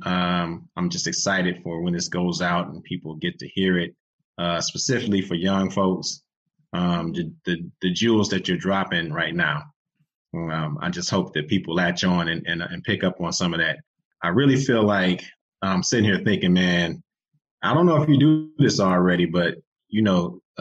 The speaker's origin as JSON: {"language": "English", "town": "Detroit", "region": "Michigan", "country": "United States", "said": "I'm from the East Side as well."}